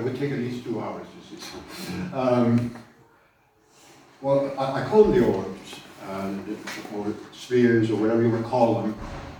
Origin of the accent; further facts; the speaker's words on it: Germany; moved away; I grew up in Germany, post-war Germany